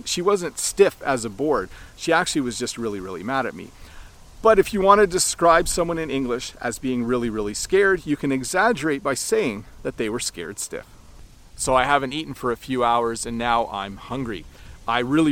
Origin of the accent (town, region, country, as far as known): Canada